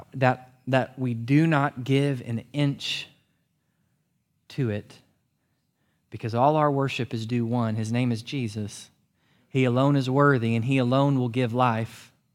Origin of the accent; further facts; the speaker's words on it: United States; You and I as Americans